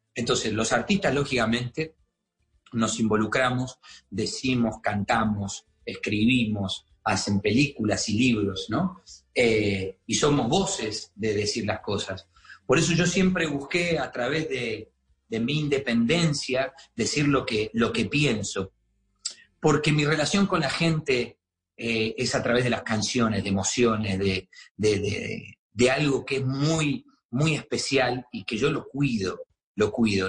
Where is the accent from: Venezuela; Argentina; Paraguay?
Argentina; now in Miami, United States